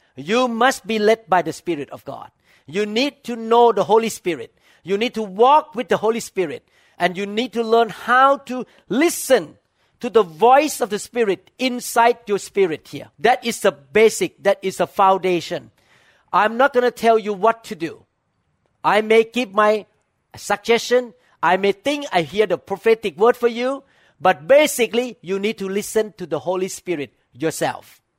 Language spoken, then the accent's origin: English; Thailand; moved away; I grew up in Thailand